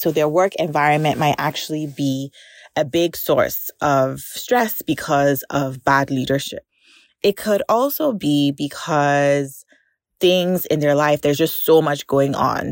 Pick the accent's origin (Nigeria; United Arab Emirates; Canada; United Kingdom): Nigeria; growing up in Nigeria